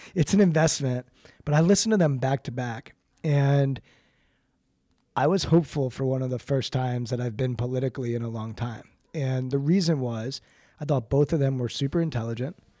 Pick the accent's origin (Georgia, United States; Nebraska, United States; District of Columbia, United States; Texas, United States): District of Columbia, United States; Washington; I grew up outside of Washington, D C